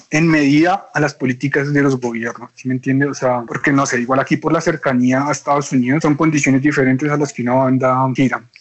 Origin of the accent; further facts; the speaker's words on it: Tunja, Boyacá, Colombia; born there; O sea, yo nací, digamos, en Tunja y es como, para mí es como la ciudad más, pues como que más le tengo aprecio